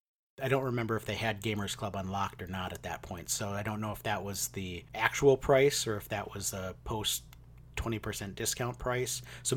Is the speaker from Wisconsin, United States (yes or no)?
yes; Wisconsin, United States; They were not common where I grew up in Wisconsin.